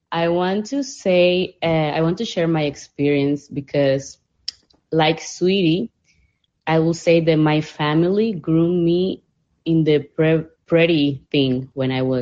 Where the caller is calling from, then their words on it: Panama; English is a second language; T, I'm saying hi from Panama. I want to say